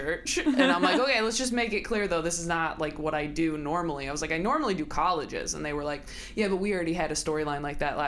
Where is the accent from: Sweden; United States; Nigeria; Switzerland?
United States; California; also born or lived in Modesto, California / Escalon, California; now in Los Angeles, United States; I'm from California. I grew up in, like, Northern California until I was, like, 9, and then Southern California